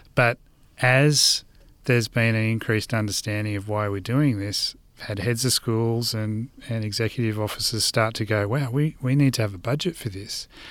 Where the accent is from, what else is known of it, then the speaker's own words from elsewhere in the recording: Blue Mountains, New South Wales, Australia; moved away as an adult; now in southeast Queensland, Australia; I grew up in Gundungurra and Doorag country in what's also known today as the Blue Mountains.